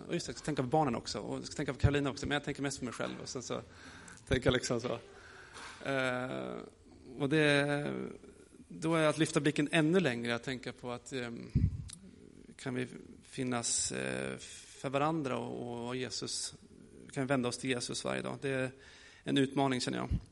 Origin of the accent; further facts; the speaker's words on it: Gästrikland, Gävleborg County, Sweden; also born or lived in Gothenburg, Sweden; now in Rimforsa, Sweden; jag kommer från Göteborg, men mina föräldrar bor i Värmland och jag är uppvuxen i Gästrikland